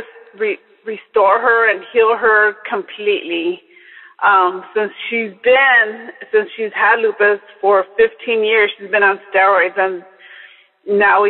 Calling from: Los Angeles, California, United States; I'm calling from Los Angeles, California

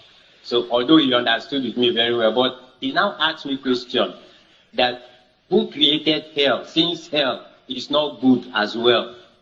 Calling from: Uyo, Akwa Ibom, Nigeria; I'm calling from Uyo.

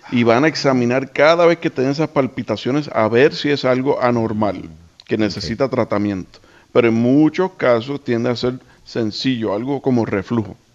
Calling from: Michigan, United States; de Michigan.

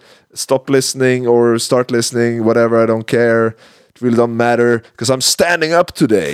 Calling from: Amsterdam, North Holland, Netherlands; I am calling from Amsterdam, the land of 1 hour of snow, one snowball, and riots in the streets.

